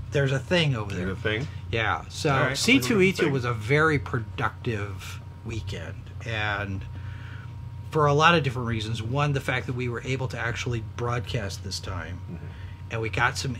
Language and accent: English; Texas, United States; I'm from Texas